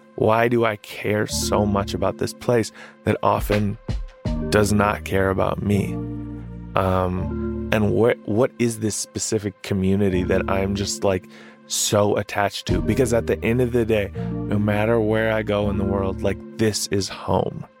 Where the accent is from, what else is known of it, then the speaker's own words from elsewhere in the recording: Minneapolis, Minnesota, United States; I'm from South Minneapolis